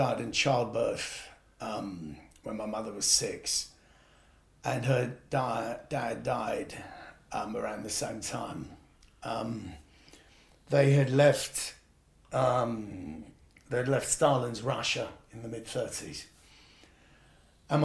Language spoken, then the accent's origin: English; United Kingdom; I was brought up as white British